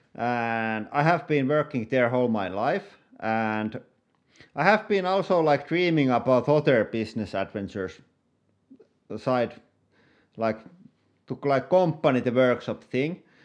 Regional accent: Finland; I'm YouTuber from Finland.

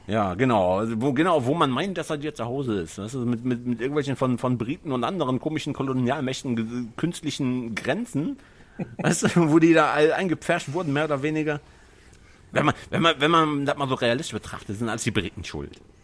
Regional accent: North Rhine-Westphalia, Germany; Ich fühle mich als Niederrheiner, nicht als Deutscher

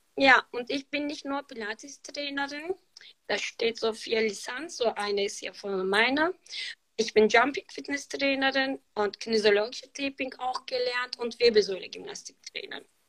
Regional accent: Turkey; German is a second language; moved away as an adult; now in Germany; Ich bin seit 13 Jahren in Deutschland und ich bin hier in der Türkei geboren

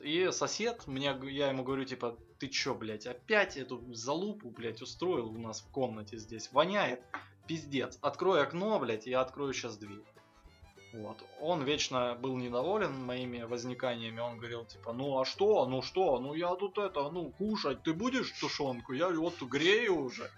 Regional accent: Donetsk, Donetsk Oblast, Ukraine; moved away; я э, родом из Донецка

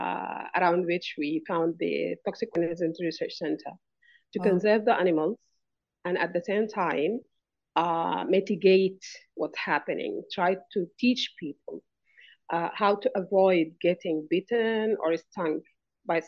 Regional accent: Sudan; I come from Sudan

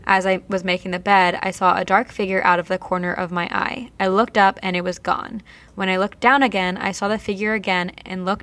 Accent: Vernon, New Jersey, United States; I'm from New Jersey. Did I hear that one of you from New Jersey also? I am. I'm from Vernon, where Mountain Creek Action Park is

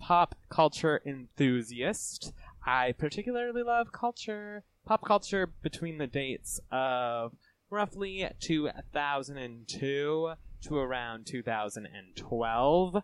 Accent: Burlington, Ontario, Canada; I was born in Burlington, Ontario.

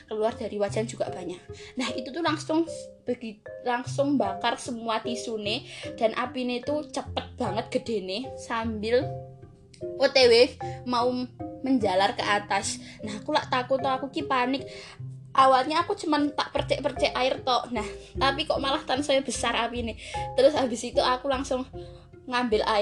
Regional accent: Java, Indonesia; accent: Javanese (medok); karena sebagai orang Jawa tidak lepas dari bahasa Jawa dan kemedokan yang yang kalau ngomong bahasa Indonesia kadang-kadang suka medok

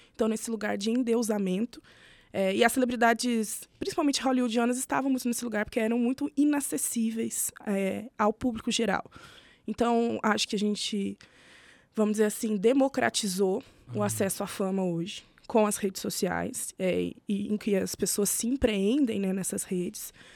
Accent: Itajubá, Minas Gerais, Brazil; Eu sou do sul de Minas, hum. é ali pela região de Itajubá, que é de onde eu venho

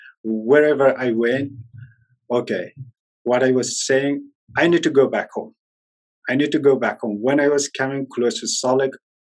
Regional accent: Ghazni, Afghanistan; moved away as an adult; also born or lived in Kabul, Afghanistan; now in Utah, United States; No, I was born and raised at Ghazni.

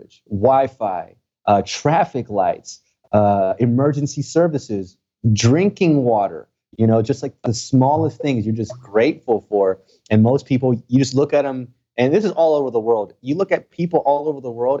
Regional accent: Texas, United States; English is a second language; I'm from Texas

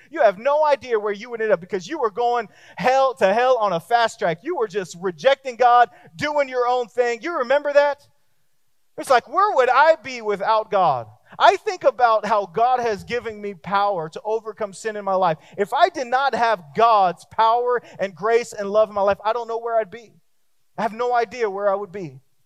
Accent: Texas, United States; me too, me too, me too

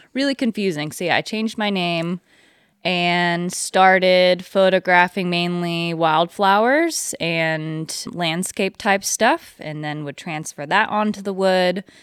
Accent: Pilot Hill, California, United States; I am from just down the road, actually, in Pilot Hill. It's probably fifteen minutes from where we're doing this interview

